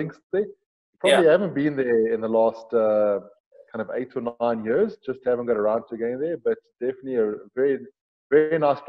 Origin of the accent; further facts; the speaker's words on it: Johannesburg, Gauteng, South Africa; So I was born in Heilbron in Johannesburg. My parents originally came from Mozambique. Being Portuguese, they came to South Africa. My dad studied at Potch Boys, married my mom, brought her over, and settled in Joburg. I was born in Heilbron, and I've been in Johannesburg ever since.